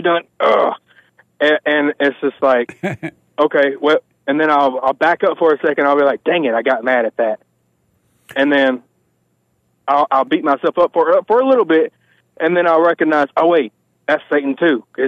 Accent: Georgia, United States; I'm from Georgia

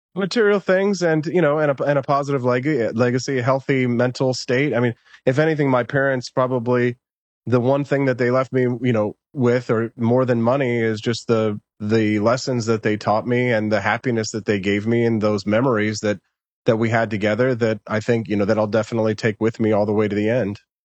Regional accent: United States; we as Americans, we identify as, "I'm, I'm an American,"

